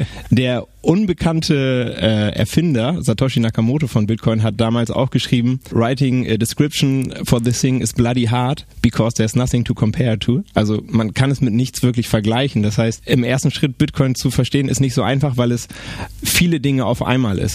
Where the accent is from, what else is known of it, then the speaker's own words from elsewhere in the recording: Bremen, Germany; ich bin Bremer